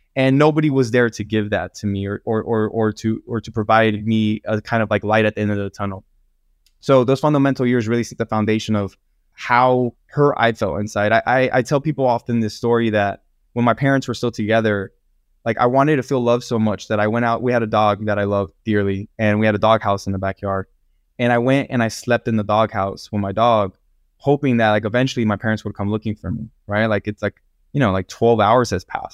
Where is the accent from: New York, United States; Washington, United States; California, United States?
California, United States; Los Angeles County; I grew up in Los Angeles County with a very abusive family